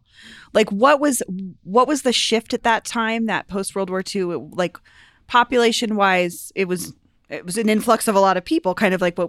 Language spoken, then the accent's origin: English; Colorado, United States; so Paul lives in the neighborhood I grew up in Virginia Village, built in the 50s. My house there was built in 1954.